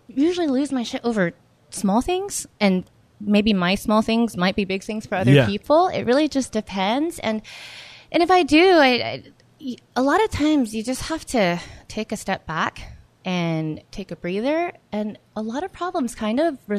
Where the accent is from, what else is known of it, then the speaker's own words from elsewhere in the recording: San Antonio, Texas, United States; So I grew up in San Antonio, Texas, yeah.